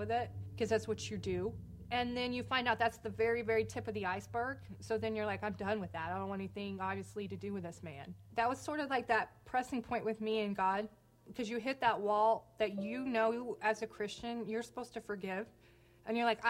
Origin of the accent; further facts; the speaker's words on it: Wichita, Kansas, United States; I was born in Wichita, Kansas. I just grew up with, like, a really normal childhood